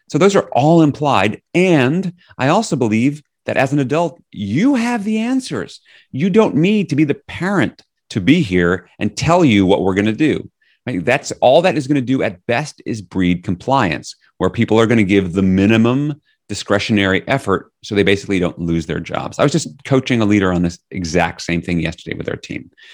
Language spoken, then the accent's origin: English; New York City, New York, United States; now in Northampton, United States; I'm from New York City originally